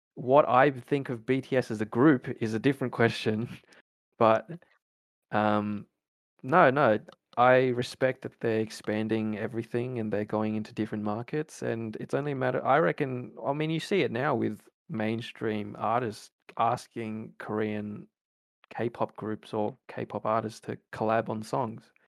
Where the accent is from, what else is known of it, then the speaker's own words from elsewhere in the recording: Australia; also born or lived in New Zealand; I was born in New Zealand and then made my journey to Australia when I was like three